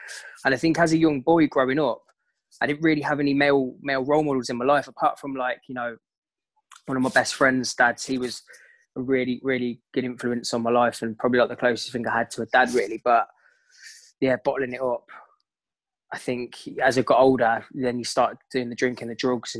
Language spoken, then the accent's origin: English; Coventry, West Midlands, United Kingdom; I'm originally from Coventry